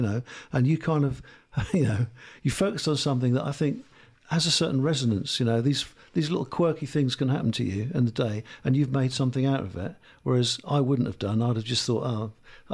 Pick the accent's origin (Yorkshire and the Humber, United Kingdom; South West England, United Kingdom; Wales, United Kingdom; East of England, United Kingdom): East of England, United Kingdom; Lowestoft; I'm from Lowestoft.